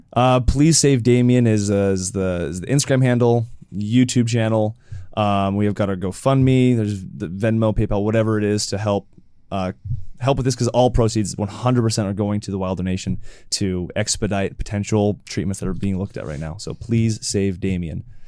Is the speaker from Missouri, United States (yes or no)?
no; Oregon, United States; also born or lived in Utah; now in California, United States; I grew up in Oregon